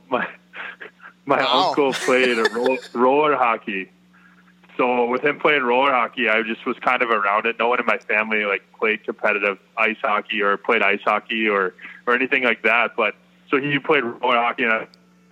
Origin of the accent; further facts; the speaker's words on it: South County, Affton, Missouri, United States; I grew up playing in Afton's organization